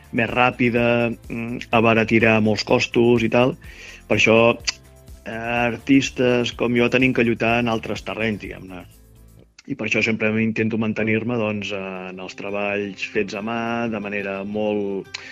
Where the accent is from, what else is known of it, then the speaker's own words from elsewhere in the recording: Montblanc, Catalonia, Spain; moved away as an adult; now in Barcelona, Spain; sóc nascut a Montblanc, Tarragona